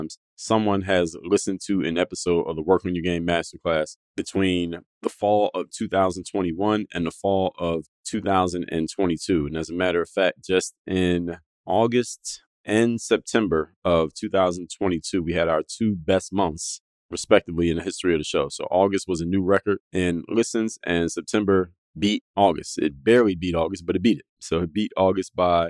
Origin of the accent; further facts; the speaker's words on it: Philadelphia, Pennsylvania, United States; moved away as an adult; now in Miami, United States; I come from Philadelphia, born and raised.